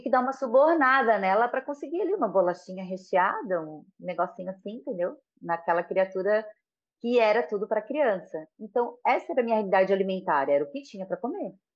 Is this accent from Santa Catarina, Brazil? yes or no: yes; Florianópolis, Santa Catarina, Brazil; sou daqui de Floripa, amo ser daqui de Floripa, né? E todo mundo fala que é quase uma raridade, mas eu sou de Floripinha